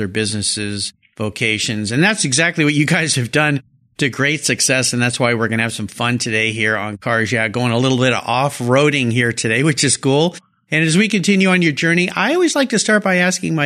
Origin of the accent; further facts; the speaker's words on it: Southern California, United States; moved away; I grew up down there in Southern California